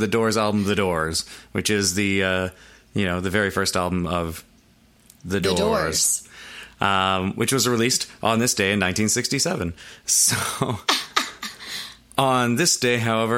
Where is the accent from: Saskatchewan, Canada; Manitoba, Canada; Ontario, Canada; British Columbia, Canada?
Ontario, Canada; North Bay; we're from North Bay